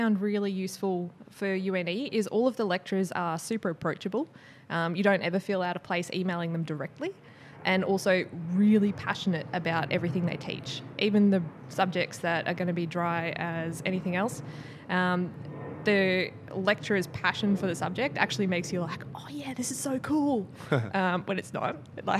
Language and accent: English; Brisbane, Queensland, Australia; also born or lived in Melbourne; now in Sydney, Australia; So I moved around a little bit as a kid, but I did my senior schooling and uni in Brisbane. And then I moved to Melbourne for 4 years and now I've been in Sydney for 5.